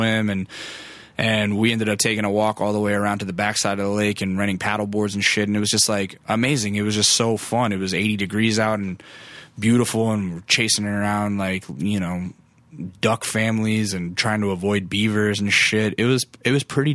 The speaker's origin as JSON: {"language": "English", "region": "Alaska", "country": "United States", "tie": "born or raised there", "moved": "yes", "lives_now": "California, United States", "said": "you grew up in Alaska"}